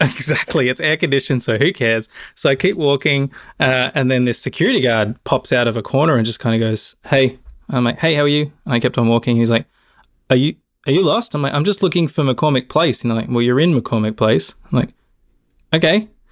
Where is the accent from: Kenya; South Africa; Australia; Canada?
Australia; moved away; to my home country and hang out with my family who I haven't seen for three bloody years